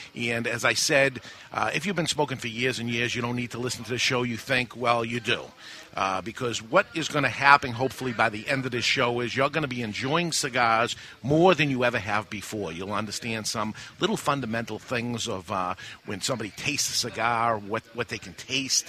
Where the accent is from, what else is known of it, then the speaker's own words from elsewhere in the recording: Massachusetts, United States; growing up in Massachusetts my whole life